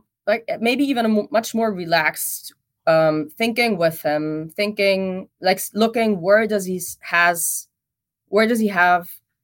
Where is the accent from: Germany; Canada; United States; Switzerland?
Germany; And I come from Germany and there even, I mean, I think even more than in the US scene, after World War I, the theological scene was very much dominated by Bart's theology